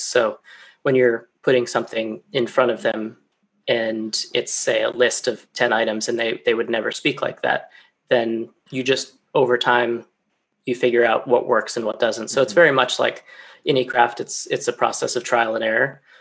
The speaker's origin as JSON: {"language": "English", "region": "Colorado", "country": "United States", "moved": "as an adult", "lives_now": "London, United Kingdom", "said": "back home in my home state of Colorado"}